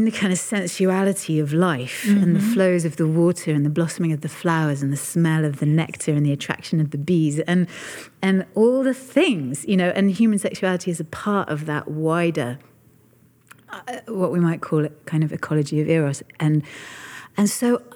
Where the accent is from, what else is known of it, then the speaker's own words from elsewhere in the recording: United Kingdom; in my lifetime as a Brit